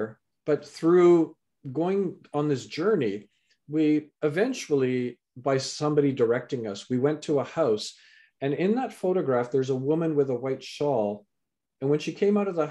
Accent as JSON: {"language": "English", "country": "Canada", "tie": "born or raised there", "also_born_or_lived": "England", "said": "so I was born in England, raised in Canada"}